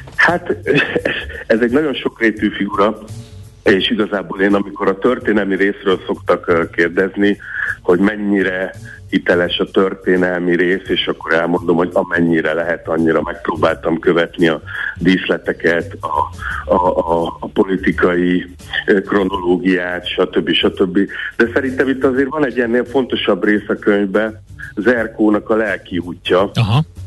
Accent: the far bank of the Tisza, Csongrád-Csanád, Hungary; ott a, a Tisza túlsó partján, ö, lehetett, ahol én egyébként születtem

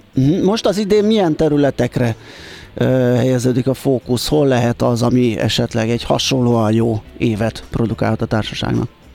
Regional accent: Budapest, Hungary; én belvárosi gyerekként ott nőttem fel a hatodik kerületbe a, a nagykörút, kiskörút között a Király utcába

